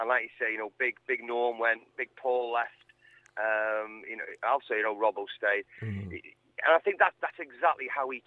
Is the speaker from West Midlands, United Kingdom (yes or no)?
yes; Cannock, West Midlands, United Kingdom; accent: Midlands, Staffordshire; now in Wales; I was born in England, as it happens, through Welsh parentage